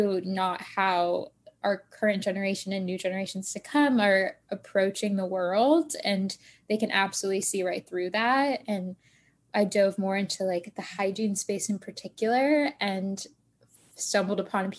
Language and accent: English; Tampa, Florida, United States; moved away as an adult; now in Boston, United States; I actually grew up in Tampa, Florida